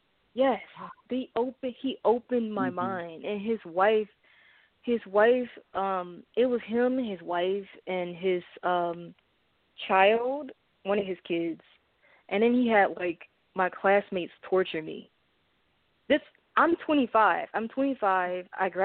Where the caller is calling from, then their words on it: St. Louis, Missouri, United States; I'm calling from St. Louis, Missouri.